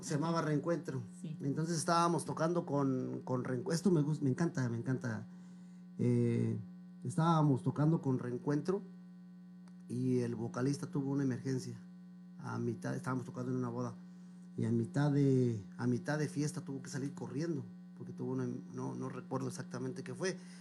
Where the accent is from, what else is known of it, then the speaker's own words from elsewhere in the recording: Zitácuaro, Michoacán, Mexico; moved away as an adult; also born or lived in Mexico City; now in Brooklyn, United States; me tuve la fortuna de que mi mamá me llevara a Michoacán. Y ahí fue donde empecé a hacer uso de memoria